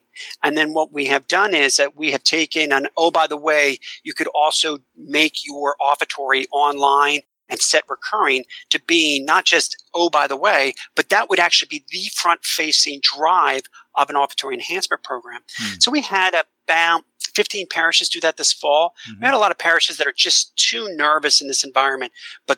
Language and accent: English; suburbs of Philadelphia, Pennsylvania, United States; now in Washington, D.C., United States; my hometown is in the suburbs of Philadelphia